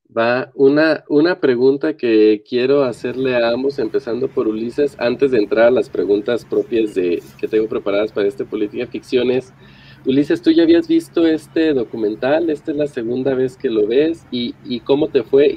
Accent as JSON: {"language": "Spanish", "country": "Mexico", "said": "Nosotros, pues, evidentemente como mexicanos que viven en este país"}